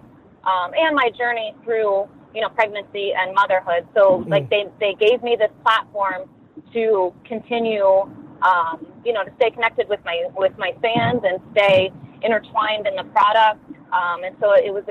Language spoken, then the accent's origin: English; Ohio, United States; also born or lived in Columbus, Ohio; born and raised in Ohio, and I lived in Columbus for much of my adult life